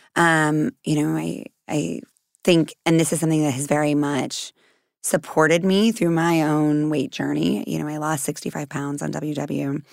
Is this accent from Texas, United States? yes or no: yes; Texas, United States; I'm from Texas